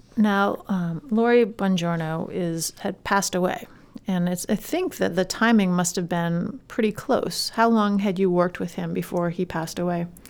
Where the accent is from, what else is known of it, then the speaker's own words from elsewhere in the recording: Freeport, Maine, United States; As a high school student, I manned the counters at various Freeport retail establishments and waitressed at the now defunct Downie's Village restaurant in my hometown